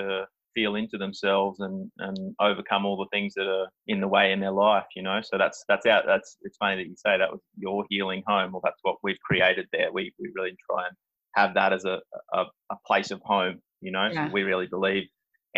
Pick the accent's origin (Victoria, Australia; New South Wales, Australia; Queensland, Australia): Queensland, Australia; Gold Coast; moved away; I'm from the Gold Coast originally